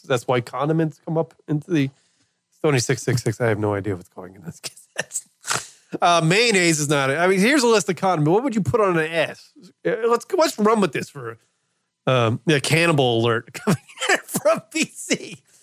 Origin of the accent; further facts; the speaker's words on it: New York, United States; moved away; I lived in New York as a kid in my hometown.